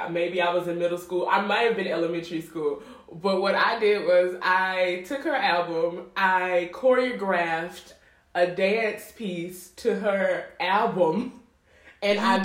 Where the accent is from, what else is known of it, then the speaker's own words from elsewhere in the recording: Baton Rouge, Louisiana, United States; moved away as an adult; now in Chicago, United States; I'm from Baton Rouge, Louisiana.